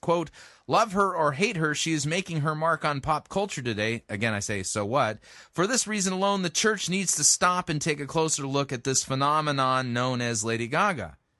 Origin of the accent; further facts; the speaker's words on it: Southern California, United States; I grew up in Southern California